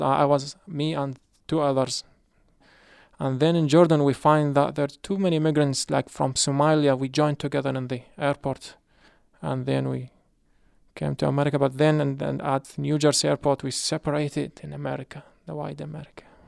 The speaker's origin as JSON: {"language": "English", "country": "Iraq", "second_language": "English", "moved": "as an adult", "lives_now": "Hartford, United States", "said": "I'm from Iraq."}